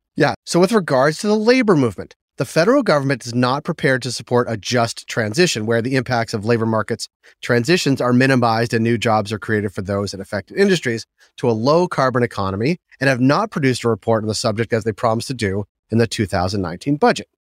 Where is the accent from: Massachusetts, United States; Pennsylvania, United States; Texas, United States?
Massachusetts, United States; Boston; Fidelity is based in my hometown of Boston